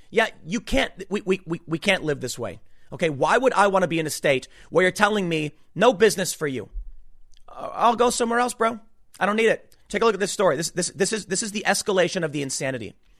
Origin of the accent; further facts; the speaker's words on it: Chicago, Illinois, United States; also born or lived in New York; now in New Jersey, United States; I'm not from here. I'm from Chicago, okay? Lived in New York. Decided to move down here, like the Philly area